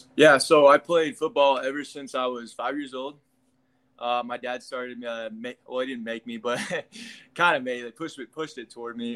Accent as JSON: {"language": "English", "region": "Kansas", "country": "United States", "said": "I'm from the Midwest. I'm from Kansas"}